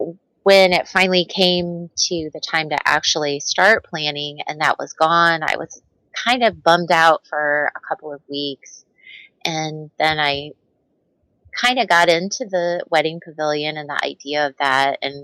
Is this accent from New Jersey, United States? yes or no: no; Indiana, United States; We are both from Indiana